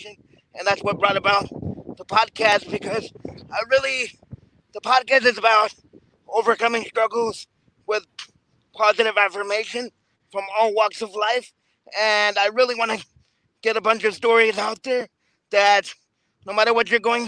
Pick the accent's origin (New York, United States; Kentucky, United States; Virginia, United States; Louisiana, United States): New York, United States; I was born in New York, the same hospital as Donald Trump, but believe it or not, Elmhurst Hospital